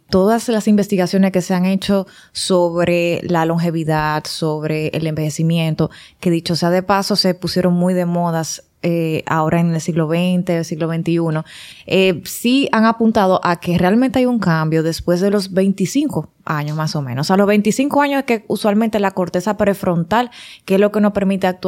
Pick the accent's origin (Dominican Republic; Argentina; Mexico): Dominican Republic; Santiago; now in Santo Domingo, Dominican Republic; por mucho tiempo fui docente, fui maestra en Pucamaima, en Recinto Santiago, que soy de Santiago.